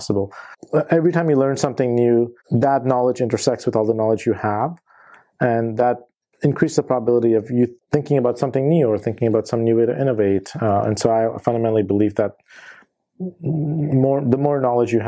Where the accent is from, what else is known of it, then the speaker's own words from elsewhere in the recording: Ohio, United States; also born or lived in India; when I was a kid and in elementary school, we moved from India. I grew up mainly in Ohio. I spent my elementary, middle school, high school years there